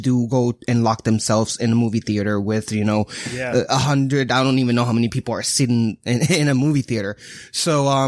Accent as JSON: {"language": "English", "country": "Puerto Rico", "tie": "born or raised there", "moved": "yes"}